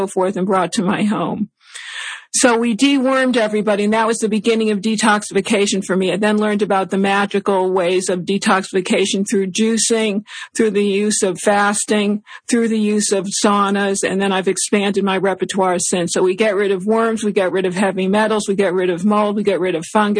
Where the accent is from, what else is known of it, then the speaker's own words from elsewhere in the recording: West Hartford, Connecticut, United States; West Hartford, Connecticut, my hometown